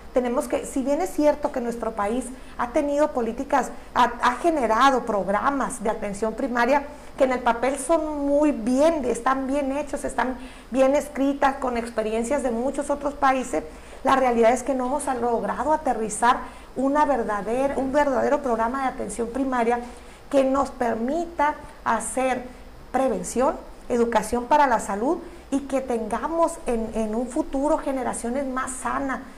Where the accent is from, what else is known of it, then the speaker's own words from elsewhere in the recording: Baja California Sur, Mexico; un profundo amor a mi tierra